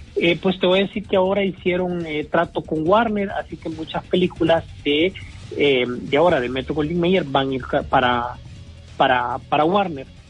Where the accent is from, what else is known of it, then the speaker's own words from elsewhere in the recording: La Esperanza, Intibucá, Honduras; yo también soy de La Esperanza